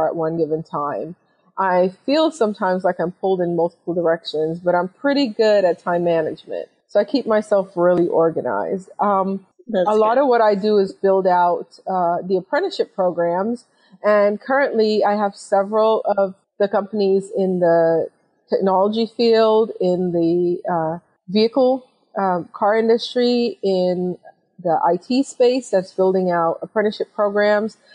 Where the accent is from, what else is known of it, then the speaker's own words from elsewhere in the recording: New York City, New York, United States; I am originally from New York City